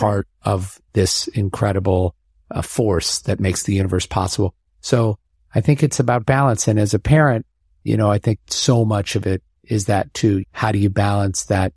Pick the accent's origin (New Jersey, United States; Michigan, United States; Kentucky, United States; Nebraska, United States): Nebraska, United States; Omaha; moved away; growing up in Omaha